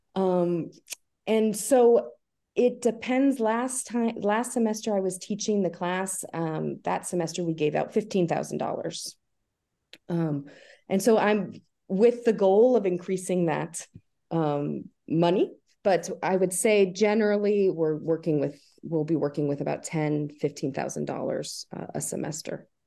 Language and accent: English; Albany, New York, United States; I'm from the Albany area. I grew up here. I went to high school here